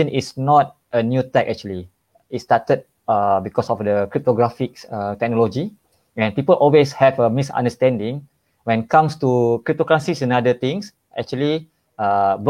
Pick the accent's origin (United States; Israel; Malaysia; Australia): Malaysia; I'm from Malaysia.